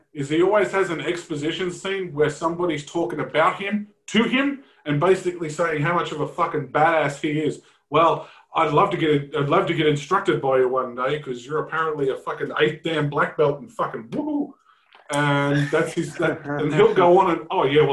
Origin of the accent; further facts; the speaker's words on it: Australia; I'm Australian